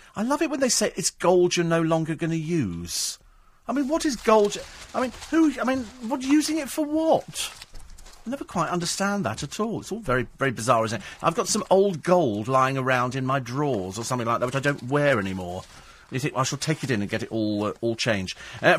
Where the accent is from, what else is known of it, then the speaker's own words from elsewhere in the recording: London, United Kingdom; now in County Durham, United Kingdom; I'm a Londoner living up in the northeast, County Durham.